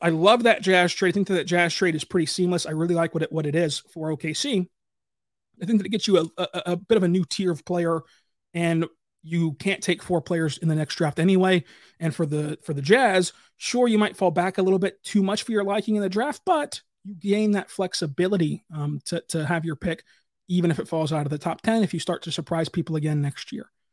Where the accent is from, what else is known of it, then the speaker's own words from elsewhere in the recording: Kentucky, United States; I'm from Kentucky.